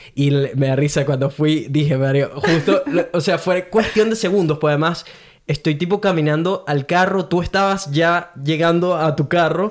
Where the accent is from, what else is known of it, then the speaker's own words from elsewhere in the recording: Venezuela; also born or lived in Brisbane, Australia; now in Gold Coast, Australia; Soy un venezolano que vive en Golcos, Australia